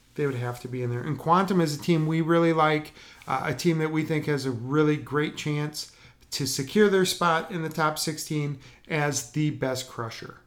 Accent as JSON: {"language": "English", "region": "Wisconsin", "country": "United States", "tie": "born or raised there", "said": "growing up in Wisconsin as a Packer fan"}